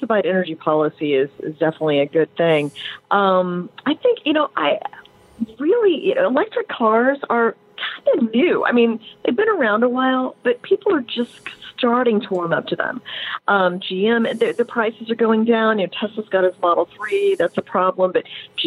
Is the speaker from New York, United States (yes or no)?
no; Indiana, United States; I grew up in Indiana